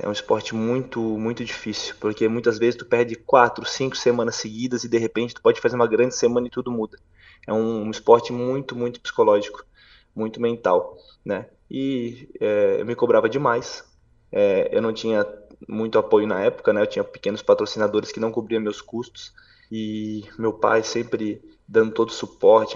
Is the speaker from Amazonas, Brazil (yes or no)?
no; Brusque, Santa Catarina, Brazil; also born or lived in Balneário Camboriú; aos 12 anos para 13, eu fui morar em Camboriú, Balneário Camboriú, eu era sou natural de Brusque, bem próximo